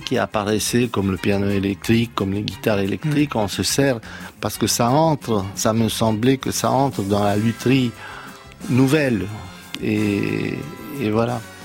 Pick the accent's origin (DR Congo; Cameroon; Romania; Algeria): Romania; now in France; je suis né dans la Roumanie communiste